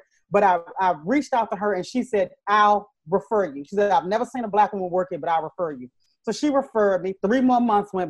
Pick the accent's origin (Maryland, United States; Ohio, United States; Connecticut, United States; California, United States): Maryland, United States; moved away as an adult; also born or lived in Los Angeles / New York City / Las Vegas; I started in LA, even though I grew up in Maryland